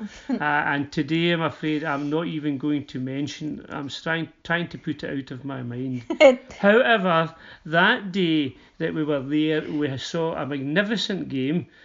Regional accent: Uddingston, Scotland, United Kingdom; I come from Uddingston, uh, so Motherwell's really our local team

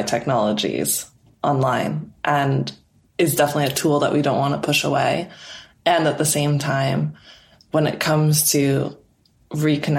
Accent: Canada; moved away as an adult; now in England, United Kingdom; my home country of Canada

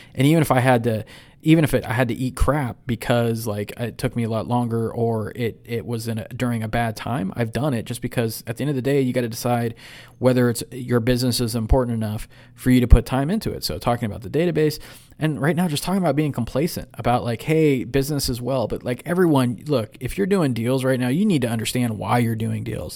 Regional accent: San Ramon, California, United States; moved away; here in the lovely city of San Ramon, my old hometown

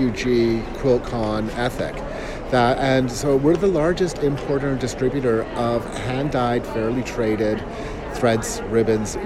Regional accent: Edmonton, Alberta, Canada; I'm from Edmonton, so yeah, born and raised

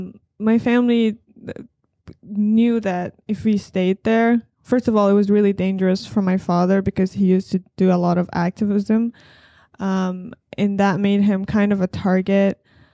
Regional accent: Afghanistan; moved away; The first thing I can say is definitely very different from here. In my entire life, while I was there, we never really had any plans of immigrating anywhere.

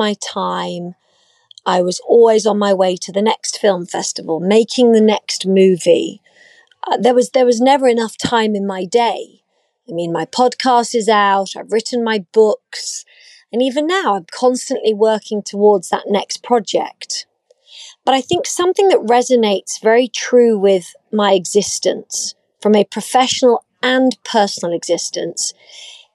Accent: United Kingdom; accent: British; moved away as an adult; now in United States; I'm obviously British. You can hear that from my accent.

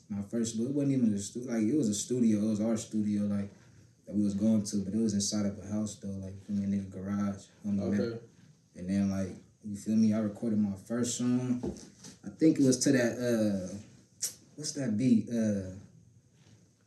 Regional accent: Pasadena, California, United States; I'm from Pasadena

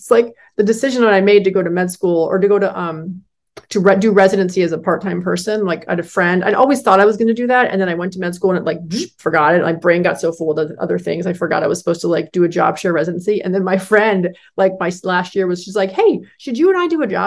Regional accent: Northern California, United States; growing up in California, Northern California, those great redwood forests

